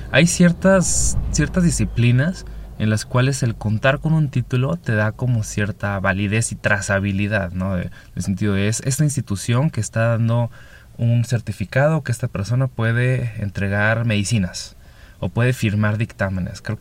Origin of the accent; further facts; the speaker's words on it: northern Mexico, Mexico; vengo del norte de México, actualmente vivo en el Pacífico de México.